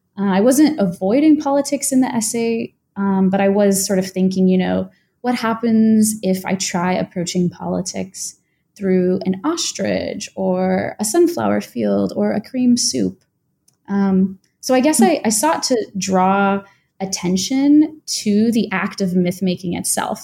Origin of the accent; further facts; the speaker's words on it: United States; an American-born, uh, white woman